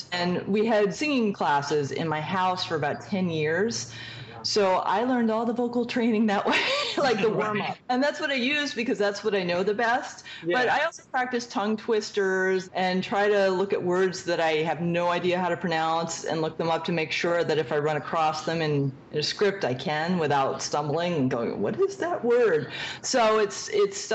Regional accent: Connecticut, United States; I grew up in Connecticut

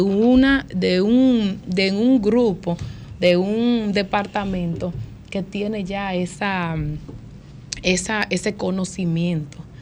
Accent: New York City, New York, United States; Yo me crié en Washington Heights

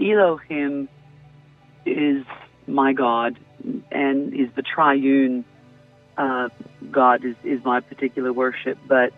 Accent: Australia; moved away as an adult; now in Mount Vernon, United States; Originally, I'm from Australia. Right. Spent my childhood down there.

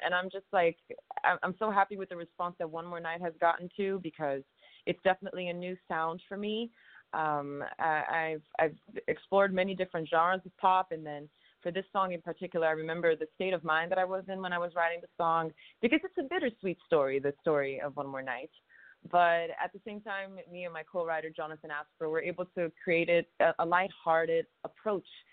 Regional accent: Rio de Janeiro, Brazil; now in United States; growing up in Brazil, like, my family made sure that we heard music that was very diverse

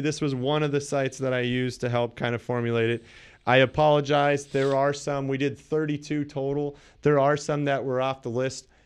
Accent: Canada; I'm Canadian

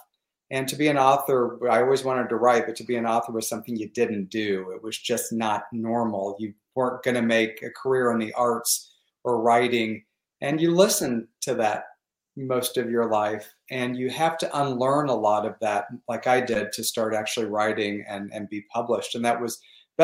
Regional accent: Missouri Ozarks, United States; also born or lived in Michigan; now in Palm Springs, United States; I grew up in the Missouri Ozarks.

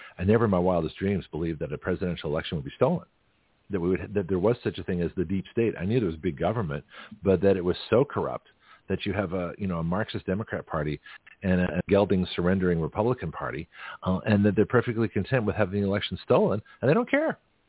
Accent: South Africa; You know, you don't see a lot of white guys, you know, from South Africa. from South Africa, get my accent straight here.

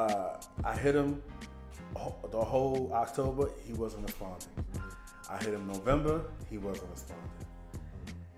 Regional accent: New York City, New York, United States; I'm from Queens

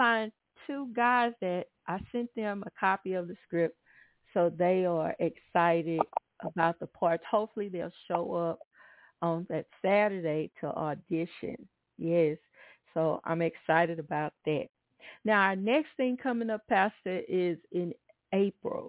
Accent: Atlanta, Texas, United States; now in Houston, United States; I was coming up and revival came to our little town in Atlanta, Texas

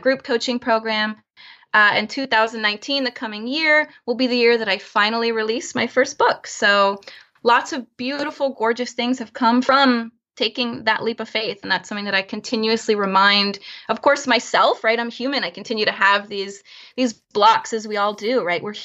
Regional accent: Florida, United States; also born or lived in Chicago, United States; now in San Francisco Bay Area, United States; I'm originally from Florida

